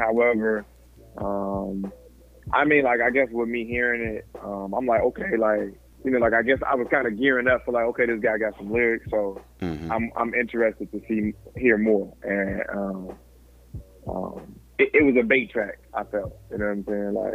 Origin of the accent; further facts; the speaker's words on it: Chicago, Illinois, United States; I'm from Chicago, like outside flipping on mattresses